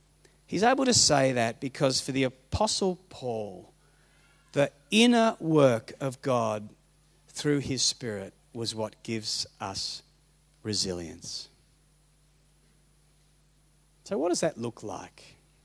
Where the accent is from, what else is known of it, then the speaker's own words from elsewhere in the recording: Papua New Guinea; I grew up in Papua New Guinea. I was a missionary kid